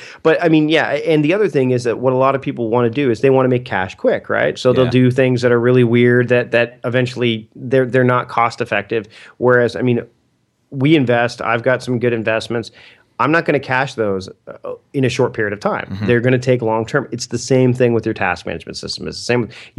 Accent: Canada; Oh, I can't use them because I'm Canadian.

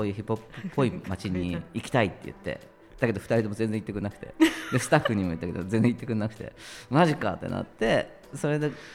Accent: Hachioji, Tokyo, Japan; 東京の八王子です

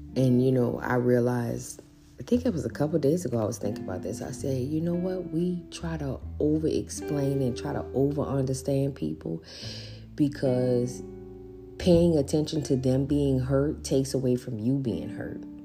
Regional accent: New Orleans, Louisiana, United States; grew up in New Orleans

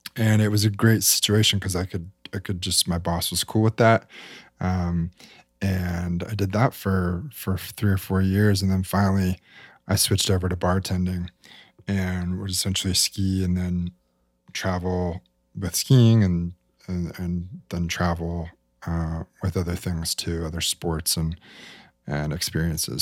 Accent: Salt Lake City, Utah, United States; I grew up in Salt Lake City, Utah

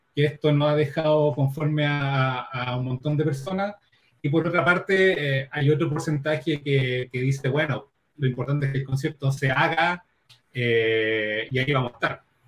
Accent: Chile; aquí en Chile

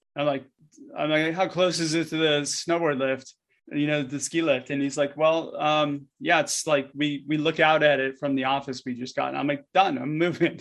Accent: Southern California, United States; I grew up in SoCal, and essentially, like, my life was surfing when I was a kid

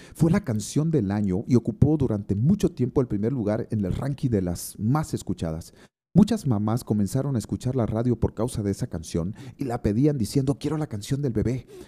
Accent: Santa Cruz de la Sierra, Santa Cruz, Bolivia; Santa Cruz, mi tierra amada

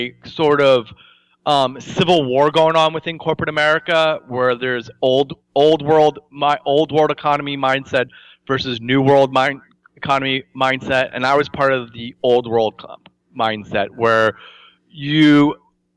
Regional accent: New Jersey, United States; growing up in New Jersey

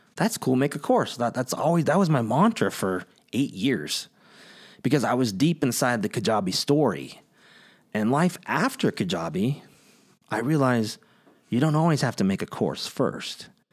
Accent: Kingsburg, California, United States; I grew up in the Central Valley, right in the middle of California, a small town called Kingsburg

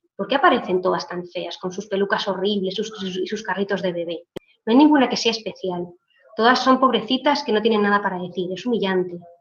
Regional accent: Israel

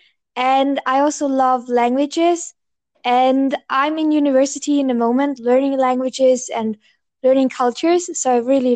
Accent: Bavaria, Germany; I'm from Bavaria. So Bavaria is in the south of Germany

